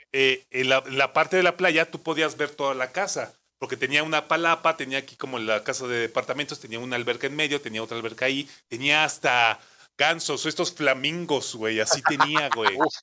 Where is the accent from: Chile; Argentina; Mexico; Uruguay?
Mexico